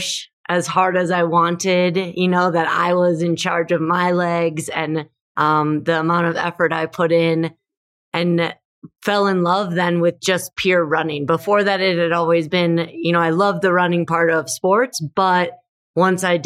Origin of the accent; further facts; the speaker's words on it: Minnesota, United States; moved away as an adult; also born or lived in Denver, Colorado; I grew up in Minnesota. I have two brothers and our family was just really active.